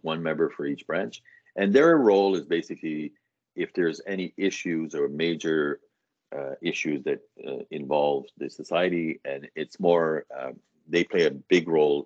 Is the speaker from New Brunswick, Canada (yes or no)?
yes; New Brunswick, Canada; moved away as an adult; also born or lived in Atlantic Canada; now in Ottawa, Canada; I'm originally from New Brunswick, and then moved around in Atlantic Canada, ended up in Ottawa